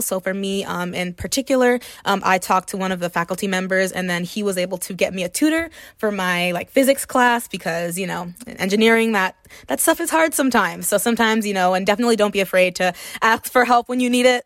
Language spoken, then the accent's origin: English; Miami, Florida, United States; moved away as an adult; Miami, Florida is my hometown